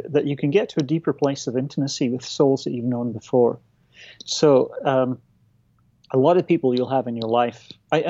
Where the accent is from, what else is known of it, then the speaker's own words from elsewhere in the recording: Aberdeen, Scotland, United Kingdom; my hometown of Aberdeen